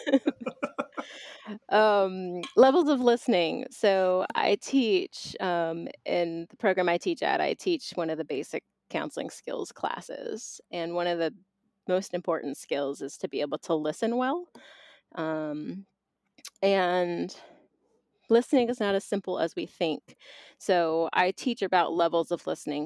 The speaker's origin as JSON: {"language": "English", "town": "Boston", "region": "Massachusetts", "country": "United States", "tie": "born or raised there", "also_born_or_lived": "Philadelphia, Pennsylvania / Atlanta, Georgia", "moved": "yes", "lives_now": "Bristol, Tennessee, United States", "said": "I was born in Boston, Massachusetts"}